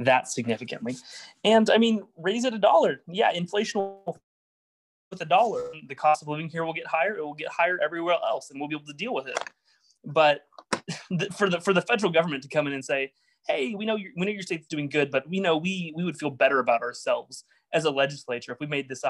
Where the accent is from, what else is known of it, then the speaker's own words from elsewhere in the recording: Oklahoma, United States; I'm from Oklahoma. I'm from a pretty rural area.